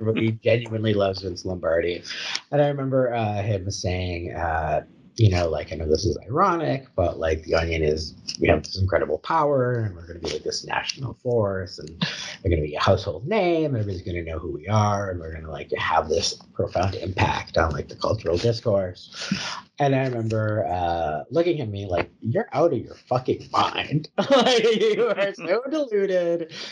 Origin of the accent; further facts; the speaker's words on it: Chicago, Illinois, United States; also born or lived in Kansas City, Missouri / Milwaukee, Wisconsin; now in Alpharetta, United States; I grew up in Chicago